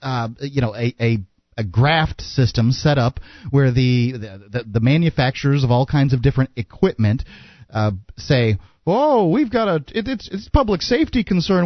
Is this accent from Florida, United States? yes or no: yes; Sarasota, Florida, United States; we're both from Sarasota